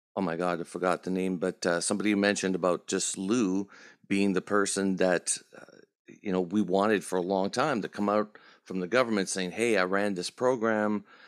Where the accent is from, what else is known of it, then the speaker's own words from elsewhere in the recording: Canada; We're Canadian too